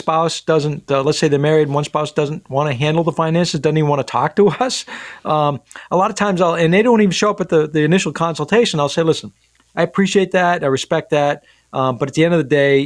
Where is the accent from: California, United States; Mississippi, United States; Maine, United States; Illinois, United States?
Maine, United States; Rumford; my hometown of Rumford